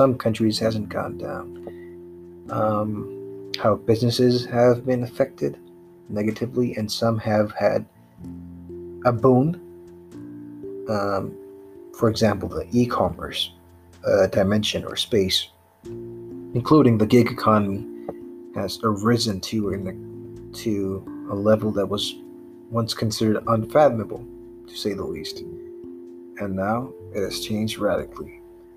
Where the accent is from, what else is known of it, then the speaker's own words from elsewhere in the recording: Pakistan; my home country, Pakistan